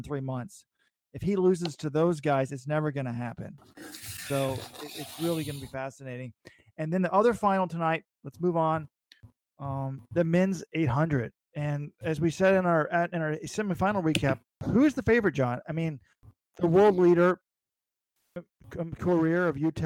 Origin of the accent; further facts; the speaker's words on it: United States; as an American fan